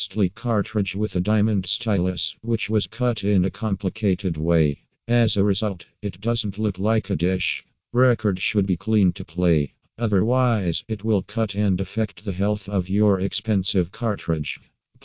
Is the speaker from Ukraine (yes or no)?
yes; Ukraine; from Ukraine